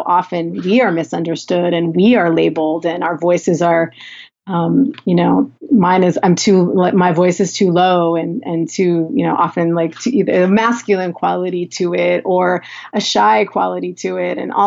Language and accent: English; Southern California, United States; accent: Valley girl; I'm from Southern California, and I had a professor in a mock job interview tell me I sounded like a Valley girl